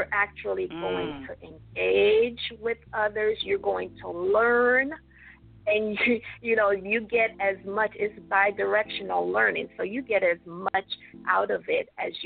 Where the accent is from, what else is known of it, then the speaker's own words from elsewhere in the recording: Jamaica; moved away; I was born and raised in Jamaica